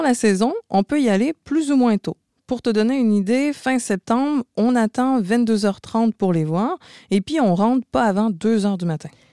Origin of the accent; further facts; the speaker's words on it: Montreal, Quebec, Canada; Vous l'entendez, je suis de Montréal.